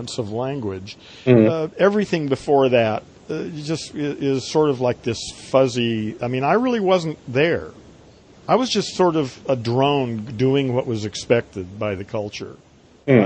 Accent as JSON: {"language": "English", "town": "Long Beach", "region": "California", "country": "United States", "tie": "born or raised there", "also_born_or_lived": "Beverly Hills / San Diego", "said": "I was in San Diego till the third grade, and then moved to Long Beach and stayed basically there from then on"}